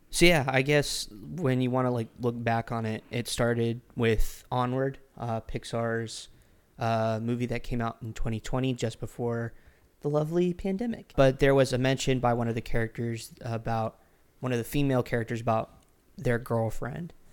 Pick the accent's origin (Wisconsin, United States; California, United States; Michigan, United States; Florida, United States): Florida, United States; Orlando; moved away; I was originally from Orlando, Florida.